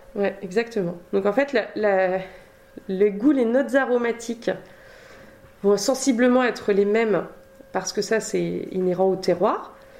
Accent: Eure-et-Loir, Centre-Val de Loire, France; moved away as an adult; also born or lived in Angers / Mexico / Argentina / Spain; now in Bordeaux, France; j'ai grandi en Eure-et-Loire. Euh, donc assez proche de la région parisienne finalement, enfin la limite entre la Normandie et, la région parisienne.

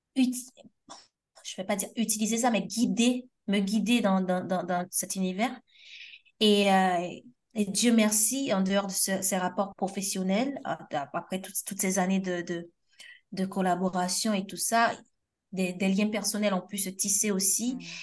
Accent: Haiti; je suis haïtienne

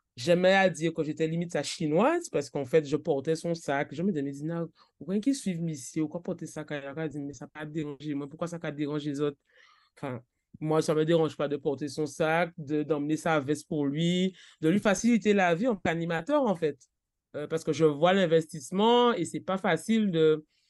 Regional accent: Trois-Rivières, Guadeloupe; now in Les Abymes, Guadeloupe; je suis de Trois-Rivières, mais j'habitais, j'habite aux Abîmes

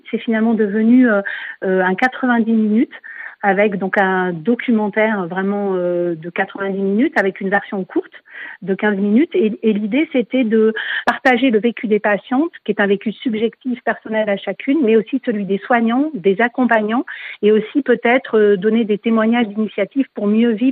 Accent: Libourne, Nouvelle-Aquitaine, France; Sur la région libournaise, moi je suis de Libourne, j'ai identifié un peu un besoin parce qu'on est à 30 km de Bordeaux

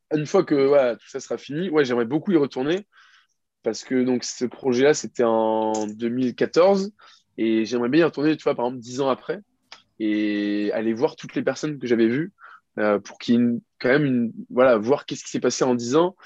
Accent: France; je suis français

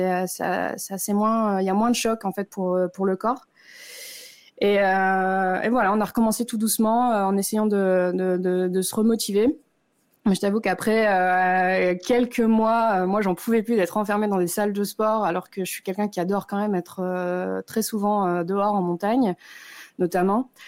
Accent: northern France, France; moved away as an adult; now in Lausanne, Switzerland; euh, je suis originaire du nord de la France, mais je vis depuis maintenant 7 ans en Suisse à Lausanne. J'ai 34 ans

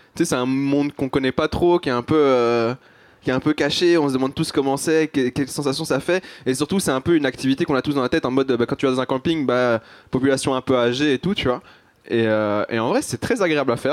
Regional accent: Belgium; mes deux parents sont algériens, mais je suis né en Belgique

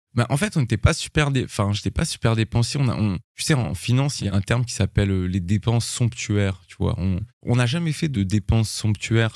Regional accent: France; je suis français

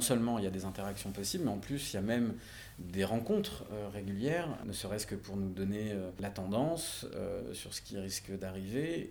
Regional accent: Marignane, Provence-Alpes-Côte d'Azur, France; also born or lived in Marseille; donc je suis né à Marseille, effectivement, dans les quartiers nord. Je suis né à la Calade, euh, j'y suis resté quelques années, pas longtemps. Mes parents ont déménagé vers Marignane ensuite, donc j'ai grandi plutôt à Marignane

